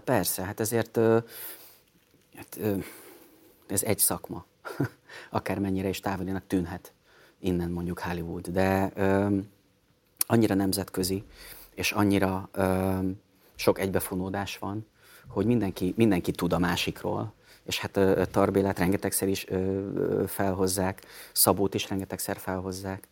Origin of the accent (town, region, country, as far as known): Hungary